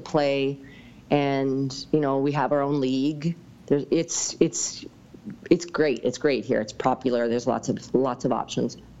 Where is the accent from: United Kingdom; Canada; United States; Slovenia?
Canada; Lumby, British Columbia; I grew up in Lumby